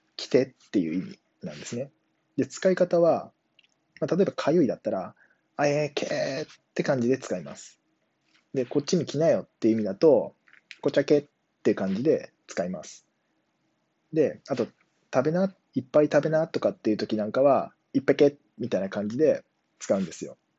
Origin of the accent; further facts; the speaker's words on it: Akita, Japan; accent: Akita dialect; 僕は秋田出身